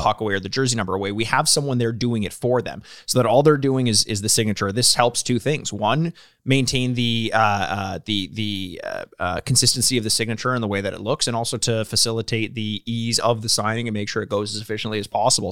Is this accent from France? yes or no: no; Canada; we're from Canada